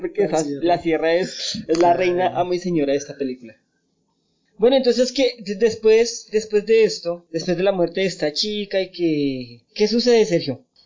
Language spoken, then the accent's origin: Spanish; Bogotá, Colombia; los que somos de Bogotá